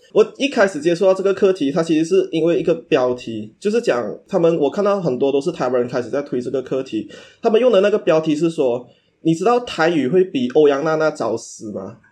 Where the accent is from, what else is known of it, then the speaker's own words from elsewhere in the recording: northern Peninsular Malaysia, Malaysia; now in Kuala Lumpur, Malaysia; 我的父母是潮州人，so，呃，小时候我都是在潮州话的那个环境长大的